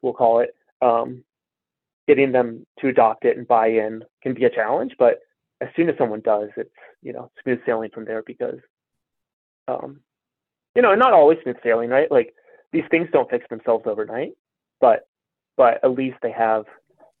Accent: Colorado, United States; I grew up in Colorado

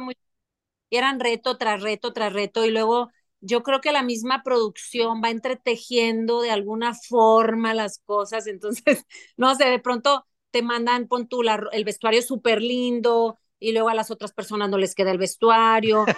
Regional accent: Monterrey, Nuevo León, Mexico; moved away; also born or lived in Paris, France

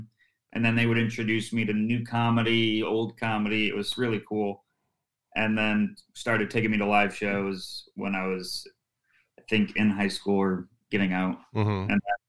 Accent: Syracuse, New York, United States; And then a club opened in my hometown, Syracuse Funny Bone.

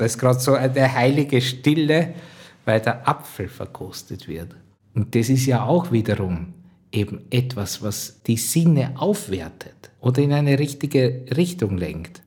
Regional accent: Drosendorf, Lower Austria, Austria; Ich bin zu Hause im Waldviertel aufgewachsen, äh, genau in der Stadt Drosendorf, das ist meine Heimat

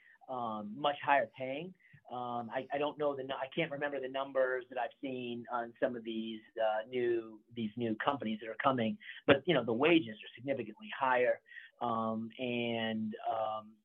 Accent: New England, United States; now in Tennessee, United States; growing up in New England

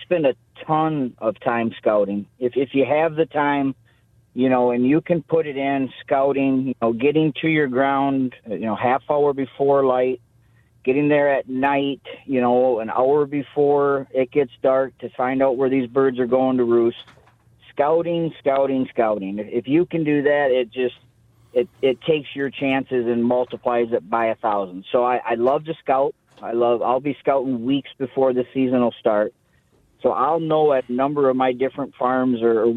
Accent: Sebring, Michigan on the Saginaw Bay, United States; I grew up in Sebring, Michigan on the Saginaw Bay

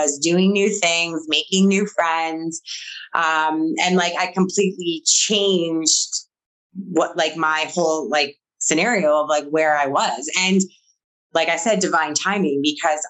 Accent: Manitoba, Canada; also born or lived in Alberta; So I'm from Manitoba and I was in Alberta.

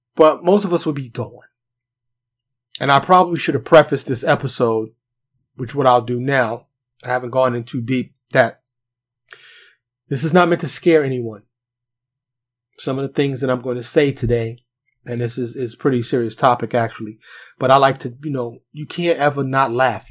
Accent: New York City, New York, United States; now in Texas, United States; Me being born and raised in New York City

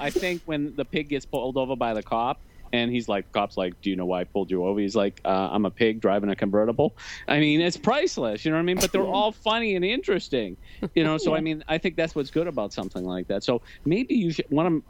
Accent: Newton, Massachusetts, United States; There's one in my hometown now, Newton.

